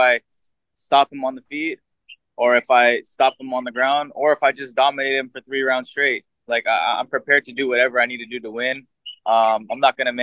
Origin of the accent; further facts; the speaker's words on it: United States; I was born in America, but my national, my blood is Filipino